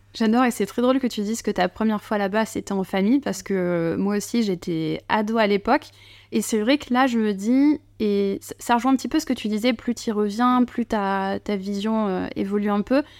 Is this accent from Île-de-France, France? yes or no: no; Bordeaux, Nouvelle-Aquitaine, France; accent: bordelais; mon petit accent bordelais